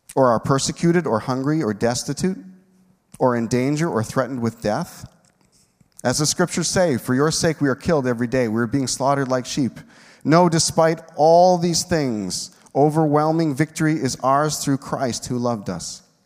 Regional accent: Moose Jaw, Saskatchewan, Canada; we're from Moose Jaw

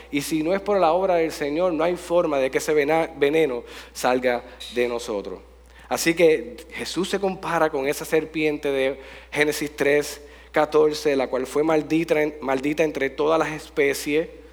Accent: Jayuya, Puerto Rico; gracias por visitar mi pueblo

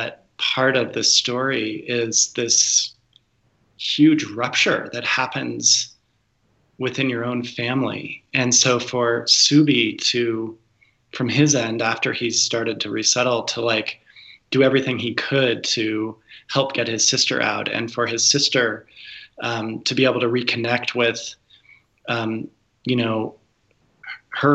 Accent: Colorado Springs, Colorado, United States; moved away as an adult; also born or lived in San Francisco; I grew up in one of the more conservative towns in America, Colorado Springs

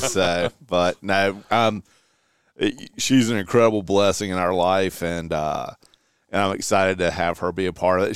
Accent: Eastern North Carolina, United States; the area that I grew up in in Eastern North Carolina

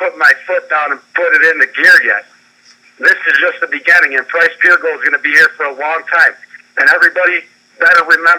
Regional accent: Rochester, New York, United States; I'm from Rochester, New York. I'm from the best city in the world.

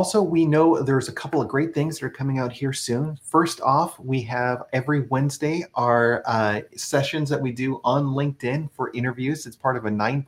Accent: Texas, United States; moved away as an adult; now in Washington, D.C. area, United States; we're originally from Texas

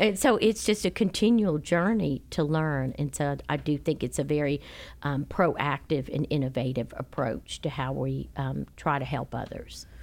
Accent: Charleston, South Carolina, United States; moved away; I'm from Charleston

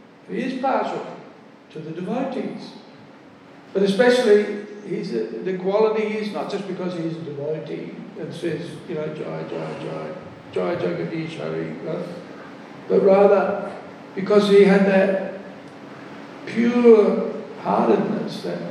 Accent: Australia; also born or lived in Melbourne / South Australia; From Australia

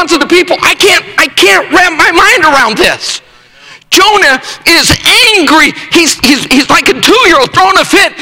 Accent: Rifle, Colorado, United States; I grew up in Rifle, Colorado, a town of 1,500 at the time

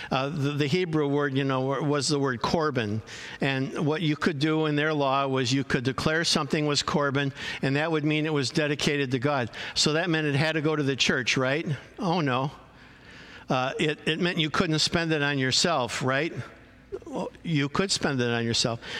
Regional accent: Chicago, Illinois, United States; now in California, United States; I came from Chicago to California, and in, uh, and in Chicago, family is huge.

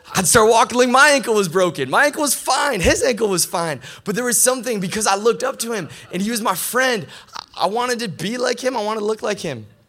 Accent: Michigan, United States; also born or lived in Grand Rapids, Michigan; I'm from Michigan, but live here in Grand Rapids now

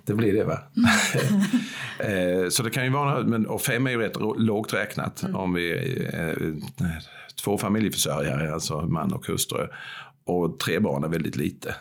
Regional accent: Växjö, Kronoberg County, Sweden; Bäckaslöv som barn uppvuxen på Söder här i Växjö

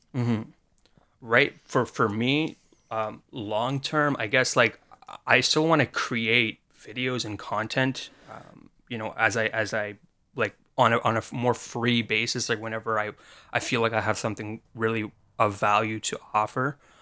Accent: Canada; I'm from Canada

